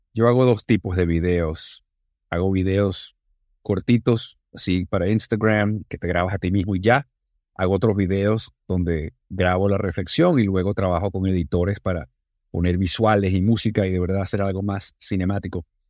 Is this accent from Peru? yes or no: no; Venezuela; estaba en Venezuela y hablaba español como venezolano.